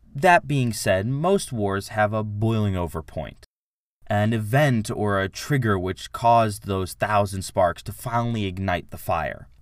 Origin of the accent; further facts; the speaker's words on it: United States; I hail from the United States